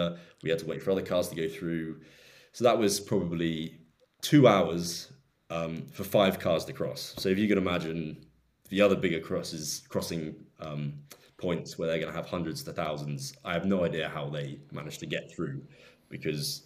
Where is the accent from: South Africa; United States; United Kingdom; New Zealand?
United Kingdom; as a Brit